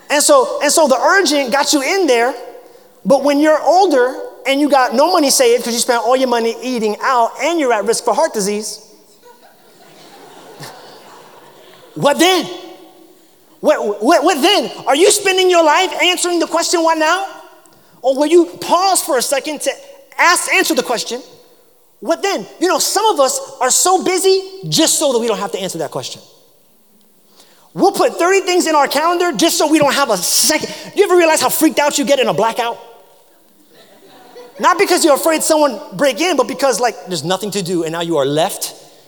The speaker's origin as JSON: {"language": "English", "region": "New York", "country": "United States", "tie": "born or raised there", "moved": "yes", "lives_now": "South Carolina, United States", "said": "I grew up in New York"}